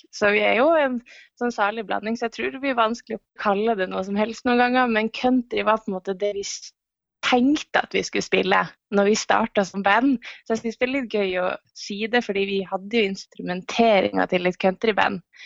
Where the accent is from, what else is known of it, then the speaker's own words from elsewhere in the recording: Northern Norway, Norway; moved away; Siden jeg er nordlending, så har jeg jo vokst opp med å være ganske direkte på mer enn her nede i sør